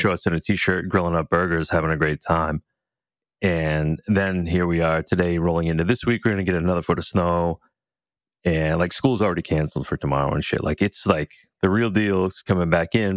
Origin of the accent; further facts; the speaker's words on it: New England, United States; growing up in New England